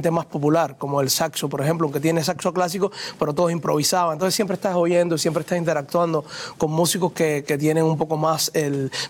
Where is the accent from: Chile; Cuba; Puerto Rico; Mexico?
Cuba; moved away as an adult; yo salí de Cuba con la Sinfónica de Matanzas como primer violín